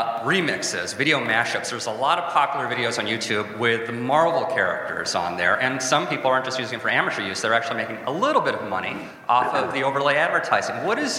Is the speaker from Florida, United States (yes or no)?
no; Wheeling, Illinois, United States; I'm from Wheeling, Illinois, in Chicago.